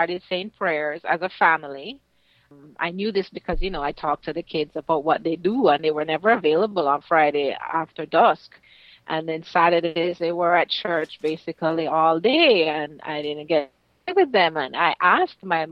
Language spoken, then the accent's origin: English; Kingston, Jamaica; also born or lived in St. Ann, Jamaica; I grew up in Kingston, Jamaica, and also in St. Anne, which is on the north coast of Jamaica. We moved a lot